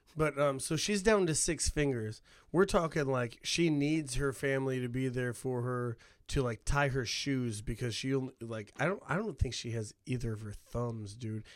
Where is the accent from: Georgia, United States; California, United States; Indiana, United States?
Indiana, United States; Hammond; moved away; I have the diversity that I have because of growing up in Hammond